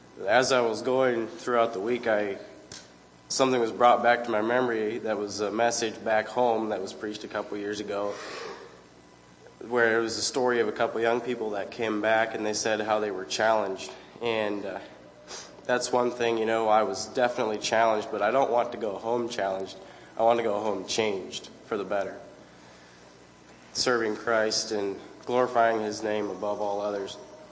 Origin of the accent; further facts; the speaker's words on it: Halsey, Oregon, United States; I am from Oregon, Halsey, Oregon.